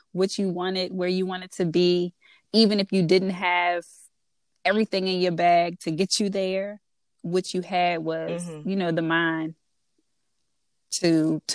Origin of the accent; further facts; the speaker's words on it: DMV, United States; accent: DMV; my DMV accent, which I get all the time